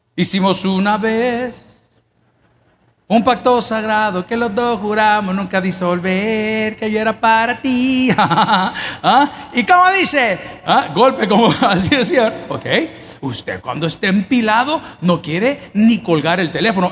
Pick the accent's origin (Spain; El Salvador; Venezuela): El Salvador; somos salvadoreños